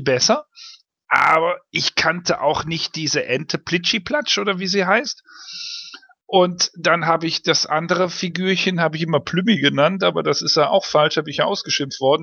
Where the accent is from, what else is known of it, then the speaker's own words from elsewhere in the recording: Cologne, North Rhine-Westphalia, Germany; ich bin in Köln aufgewachsen